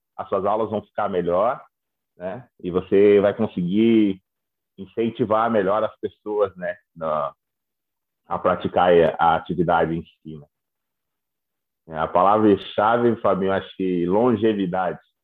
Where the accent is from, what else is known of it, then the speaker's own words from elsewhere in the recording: São Joaquim, Santa Catarina, Brazil; moved away as an adult; also born or lived in Florianópolis; now in Australia; Eu sou de São Joaquim